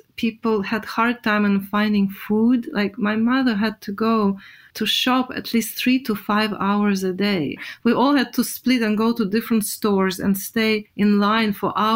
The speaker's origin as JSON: {"language": "English", "country": "Russia", "tie": "born or raised there", "said": "we grew up in Russia"}